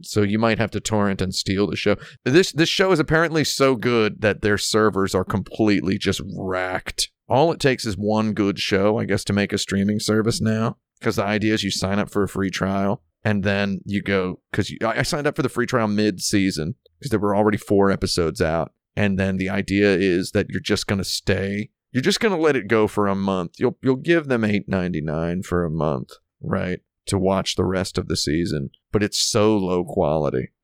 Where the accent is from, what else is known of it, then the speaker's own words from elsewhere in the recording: United States; as an American person